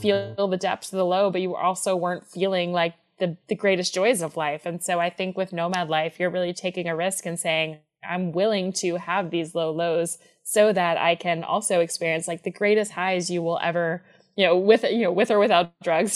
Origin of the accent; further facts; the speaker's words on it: Atlanta, Georgia, United States; moved away; I'm from Atlanta